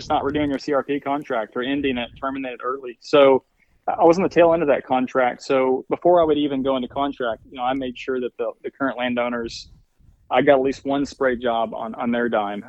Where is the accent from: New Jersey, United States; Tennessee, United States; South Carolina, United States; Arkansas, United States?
Arkansas, United States; we'd had a family farm that I grew up on in Arkansas. So, you know, I've been reading to some extent about that, you know, and all the things I could do for that farm. You know, however, there was limitations, you know, being in the Ozark Mountains